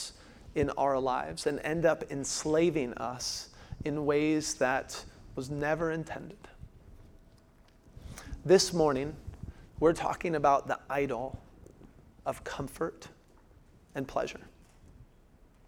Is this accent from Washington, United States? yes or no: yes; Washington, United States; moved away; also born or lived in Phoenix; I grew up in Washington State, where it's like two weathers